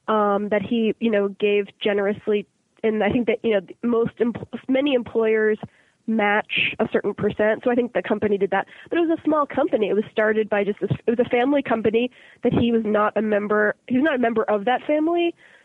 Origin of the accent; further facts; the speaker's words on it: Boston, Massachusetts, United States; Yeah. Both of my parents were born and raised in Boston as well. It's a nice place to grow up.